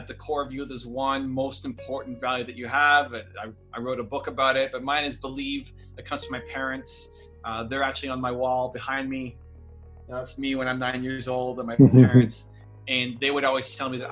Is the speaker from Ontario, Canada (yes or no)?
yes; Toronto, Ontario, Canada; I'm Canadian, born and raised in Toronto, Canada.